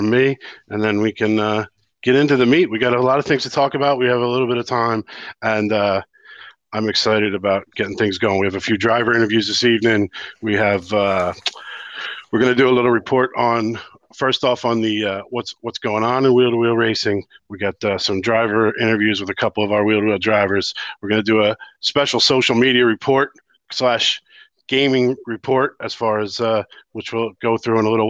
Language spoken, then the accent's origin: English; United States; now in Ireland; I'm the American here in Ireland